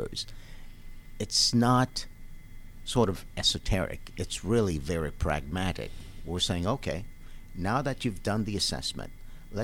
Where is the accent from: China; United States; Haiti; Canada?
Haiti; moved away; I'm from Haiti.